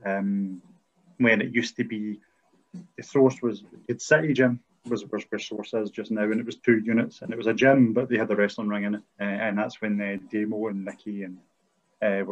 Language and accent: English; Arrochar, Scotland, United Kingdom; I'm from Arica, which is a small village at the head of Loch Long.